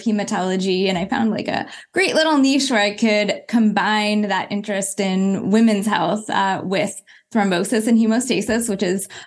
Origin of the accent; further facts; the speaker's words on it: Berkeley, California, United States; I was born in Berkeley, California, to a mom who was, you know, an activist in the 60s.